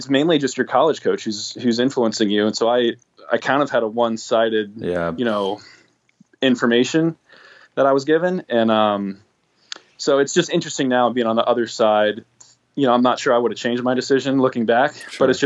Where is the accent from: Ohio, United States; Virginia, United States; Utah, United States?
Virginia, United States; also born or lived in Connecticut / New Jersey; So I've lived in Virginia since I was like three. So I guess I was born in Connecticut. We moved shortly to Virginia shortly after, brief stint in New Jersey and then to Virginia. So I lived there my whole life basically